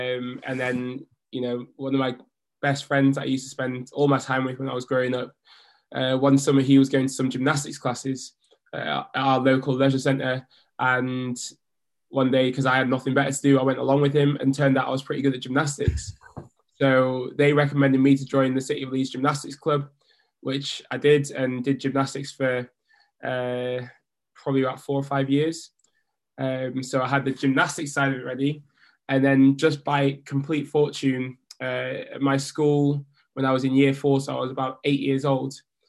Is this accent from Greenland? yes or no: no; Jamaica; I am a Jamaican diver going to the Tokyo 2020 Olympic Games for my second Olympics